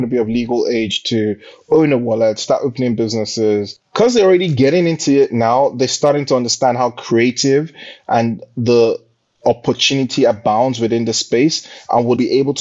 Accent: Nigeria; moved away as an adult; now in United Kingdom; born and bred in Nigeria. I went to primary school, college, university in Nigeria, and then came to the UK for my master's

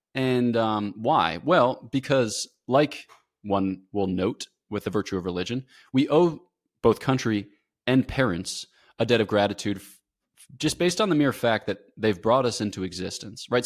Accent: United States; moved away; I'm American.

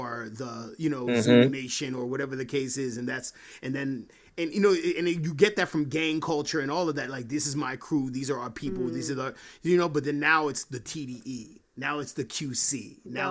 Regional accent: New York, United States; I grew up calling parties jams because I'm from New York

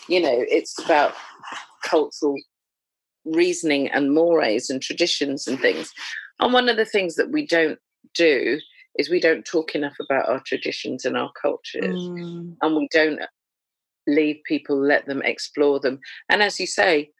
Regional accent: Jamaica; as a Jamaican

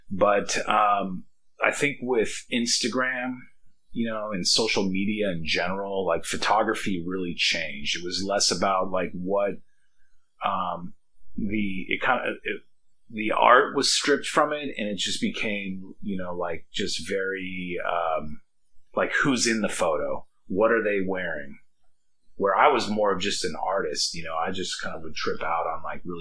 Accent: Caldwell, Idaho, United States; also born or lived in Boise; Uh, I'm originally from Caldwell, Idaho. We moved to Boise, Idaho in, I don't know, 1985, 1986, when my dad uh, decided to expand the business

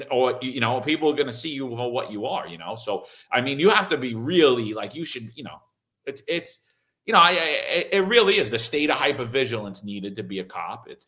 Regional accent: Ohio, United States; I'm from Ohio.

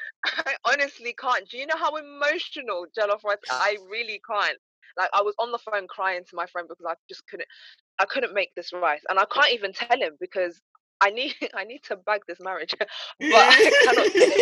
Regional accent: DR Congo; I'm Congolese and I'm dating a Nigerian.

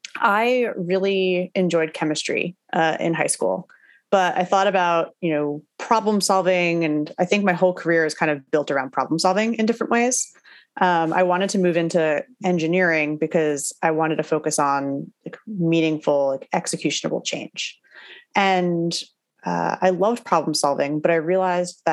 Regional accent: New Jersey, United States; also born or lived in Brooklyn, New York City; now in New York City, United States; I grew up in New Jersey, so pretty close to where I'm living now

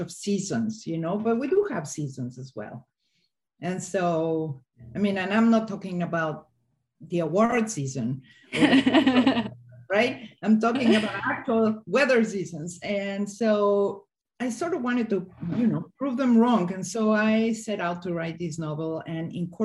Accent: Mexico City, Mexico; also born or lived in Hidalgo; I grew up in Mexico City

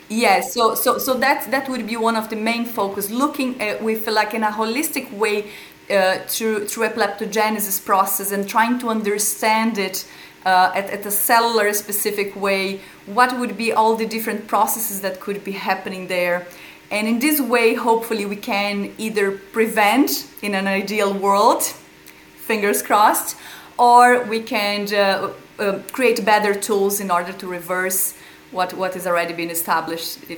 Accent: Brazil; moved away as an adult; now in Ireland; I'm originally from Brazil. I've chosen to live in Ireland

